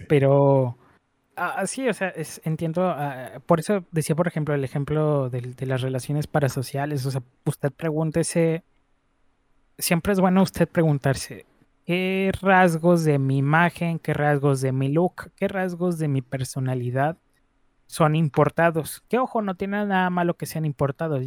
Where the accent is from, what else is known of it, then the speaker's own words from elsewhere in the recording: northern Mexico, Mexico; aquí somos, así somos en el norte, somos bien jale, pero también somos bien, bien tomadores